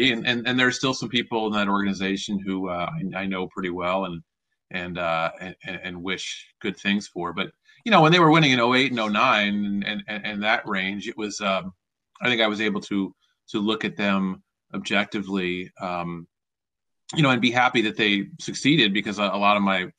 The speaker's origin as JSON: {"language": "English", "town": "Philadelphia", "region": "Pennsylvania", "country": "United States", "tie": "born or raised there", "said": "when I was growing up, I loved the Phillies. I mean, they were my hometown team, and I was a fan, and that's how I came to love baseball was through watching the Phillies every day."}